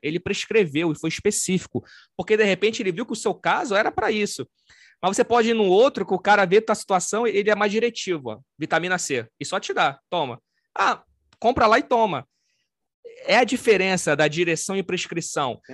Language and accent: Portuguese; Rio de Janeiro, Brazil; eu sou do Rio de Janeiro, sou carioca, sou descendente de italiano